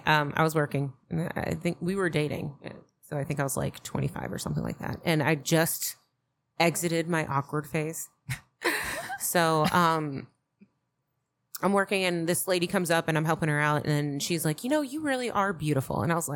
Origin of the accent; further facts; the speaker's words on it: the South, United States; I was raised in the South